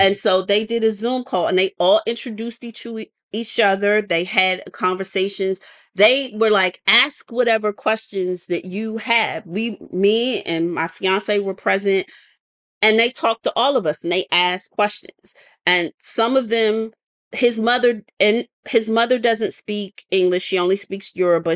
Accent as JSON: {"language": "English", "country": "United States", "said": "us being American"}